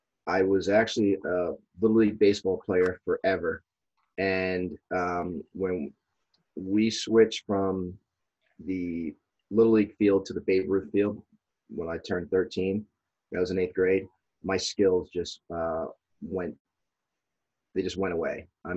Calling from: Hingham, Massachusetts, United States; Hingham, Massachusetts.

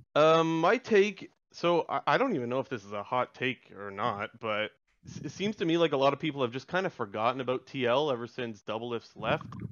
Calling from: Ontario, Canada; I'm calling from Ontario

